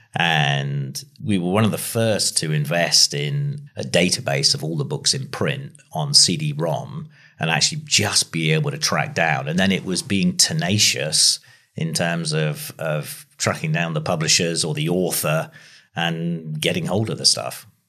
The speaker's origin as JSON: {"language": "English", "area": "between Ringwood and Christchurch", "region": "South West England", "country": "United Kingdom", "tie": "born or raised there", "said": "I grew up on a farm halfway between Ringwood and Christchurch, so this area."}